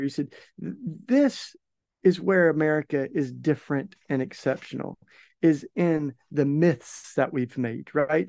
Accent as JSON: {"language": "English", "region": "East Tennessee", "country": "United States", "tie": "born or raised there", "also_born_or_lived": "Maryville, Tennessee", "moved": "as an adult", "lives_now": "Philadelphia, United States", "said": "I grew up in East Tennessee"}